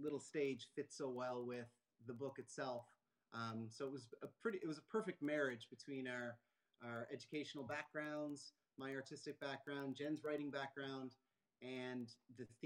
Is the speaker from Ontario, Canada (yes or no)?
no; Moncton, New Brunswick, Canada; moved away as an adult; also born or lived in Halifax, Nova Scotia; now in Fogo Island, Canada; So I was born in Nova Scotia, Halifax, and I was raised in Moncton